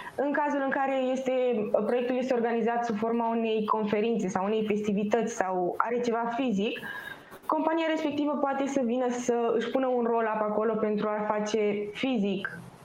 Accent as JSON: {"language": "Romanian", "town": "Pitești", "region": "Argeș", "country": "Romania", "moved": "as an adult", "lives_now": "Bucharest, Romania", "said": "Eu personal sunt din, sunt din Pitești. Când am venit în București"}